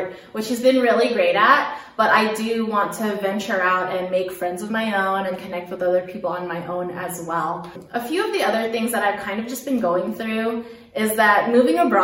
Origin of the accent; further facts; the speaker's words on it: Daly City, California, United States; moved away as an adult; also born or lived in South Korea; now in Germany; I'm a Filipino American from Daly City, California, which is right outside San Francisco